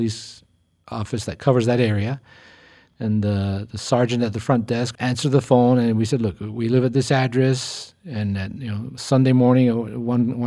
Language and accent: English; Argentina; now in Los Angeles, United States; I come from a different culture, you know, growing up in Argentina